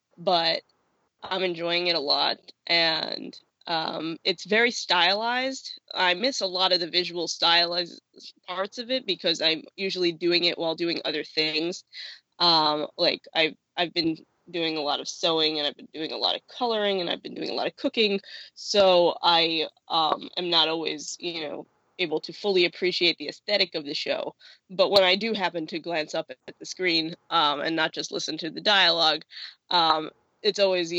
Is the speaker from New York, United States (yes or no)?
yes; Riverdale, New York, United States; born there; I was born in Riverdale, New York, can I just say?